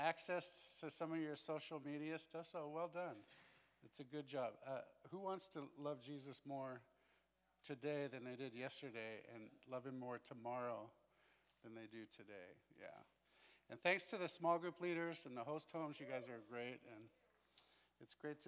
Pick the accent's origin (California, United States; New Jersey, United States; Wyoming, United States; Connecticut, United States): California, United States; Santa Barbara; I grew up in Southern California in a town called Santa Barbara